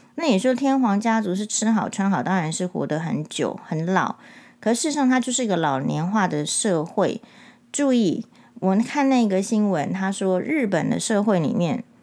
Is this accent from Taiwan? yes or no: yes; Taiwan; 我们台湾人